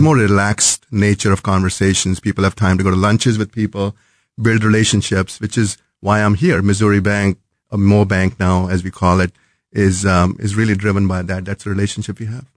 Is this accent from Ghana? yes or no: no; New Delhi, Delhi, India; moved away as an adult; also born or lived in North Carolina / Chicago; now in Kansas City, United States; Was born and brought up in New Delhi and, uh, came here as a student many, many years ago.